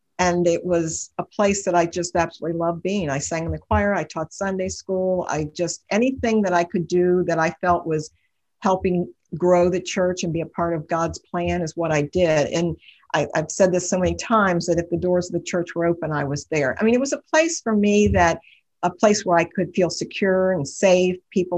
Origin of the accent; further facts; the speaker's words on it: Cincinnati, Ohio, United States; I grew up in Cincinnati. I've lived here all my life.